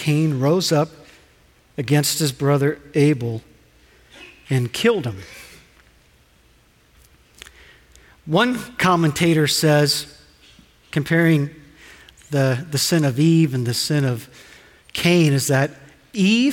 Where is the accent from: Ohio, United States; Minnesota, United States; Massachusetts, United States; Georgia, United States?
Ohio, United States; We're from Ohio